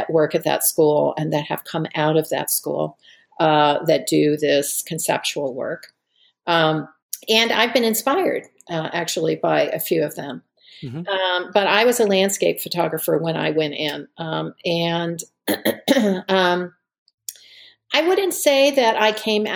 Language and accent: English; Connecticut, United States; moved away as an adult; also born or lived in Charlottesville, Virginia / Missoula, Montana; I was raised in Connecticut